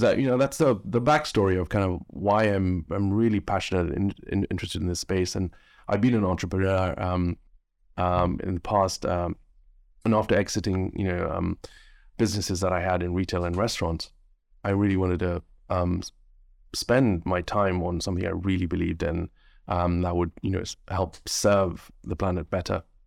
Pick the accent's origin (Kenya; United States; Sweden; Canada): Kenya; now in United Kingdom; growing up in Kenya